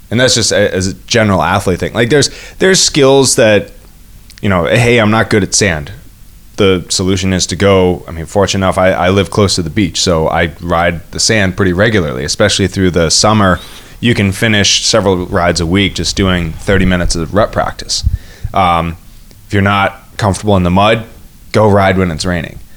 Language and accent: English; New England, United States; And that's I mean, growing up in the Northeast, we definitely had uh, a lot of uh, was it you know you don't like the weather in New England, wait five minutes.